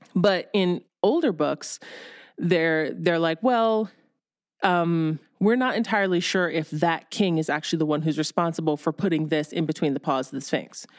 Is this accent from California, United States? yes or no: no; Ohio, United States; I grew up in Ohio